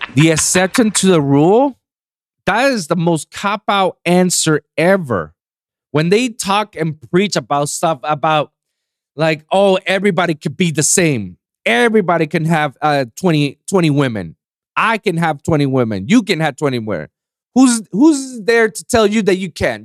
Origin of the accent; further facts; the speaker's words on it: Puerto Rico; now in United States; I never experienced racism in, in my country, in my, in my hometown, in my island